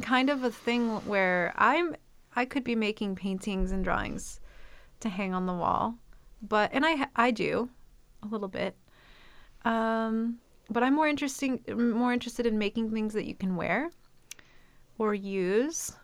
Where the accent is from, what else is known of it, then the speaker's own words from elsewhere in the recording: Midwest, United States; I'm from the Midwest, and I feel like there's something about that kind of blue collar atmosphere